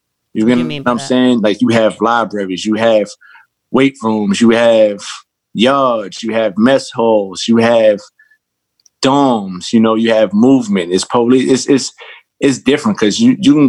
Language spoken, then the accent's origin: English; New York City, New York, United States; I'm from Jamaica, Queens, but I grew up on two different sides.